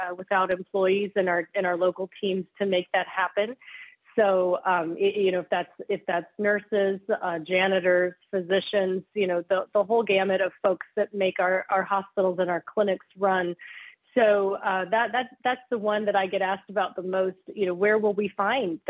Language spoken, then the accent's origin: English; Oklahoma, United States; I'm from Oklahoma